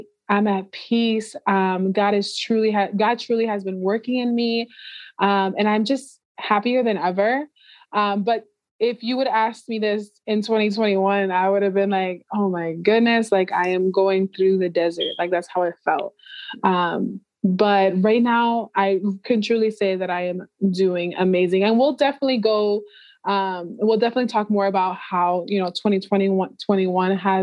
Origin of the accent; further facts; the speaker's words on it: Florida, United States; moved away as an adult; now in Georgia, United States; I moved from Florida, my home, where I basically grew up in, since I was 13 years old